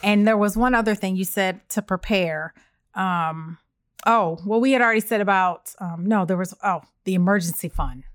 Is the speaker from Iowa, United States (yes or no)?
no; Evanston, Illinois, United States; moved away; Our, my hometown, the city is so small